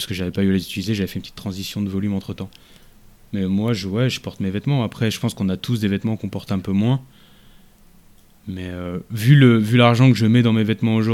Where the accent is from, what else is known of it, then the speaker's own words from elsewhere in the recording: France; moi, je suis français.